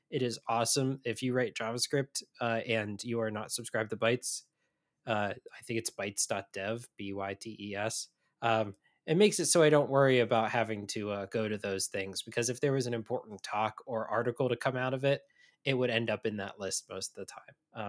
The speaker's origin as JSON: {"language": "English", "region": "Midwest", "country": "United States", "said": "as a Midwesterner"}